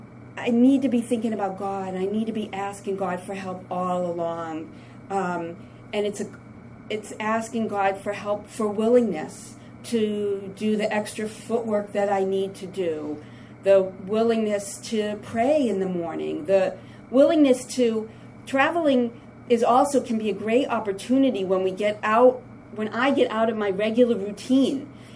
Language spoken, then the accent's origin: English; Massachusetts, United States; the trip coming up here, I'm from Massachusetts, and, you know, coming up, I was thinking, what a joy.